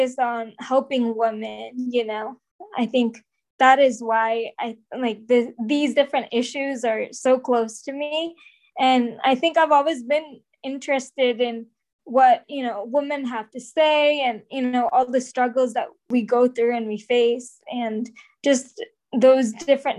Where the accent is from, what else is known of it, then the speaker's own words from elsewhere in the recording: Bay Area, California, United States; I am from the Bay Area